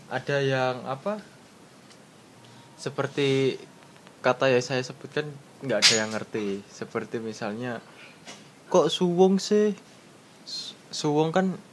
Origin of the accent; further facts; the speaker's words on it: Madiun, East Java, Indonesia; Misal saya kan dari Madiun.